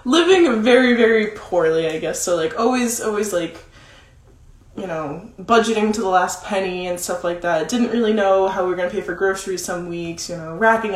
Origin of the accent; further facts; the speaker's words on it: Massachusetts, United States; moved away as an adult; also born or lived in Vermont; now in Nashville, United States; I grew up in Massachusetts